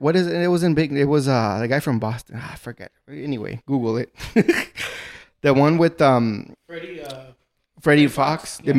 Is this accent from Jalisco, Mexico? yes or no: no; Ciudad Juárez, Chihuahua, Mexico; I'm from Juarez